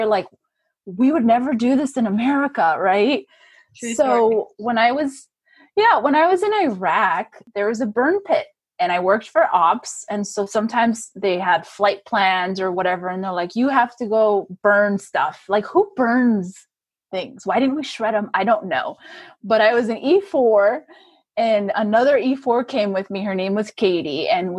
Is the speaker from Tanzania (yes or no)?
no; Germany; And so I just think I just had great memories and it's where I grew up. I feel like I grew up in Germany.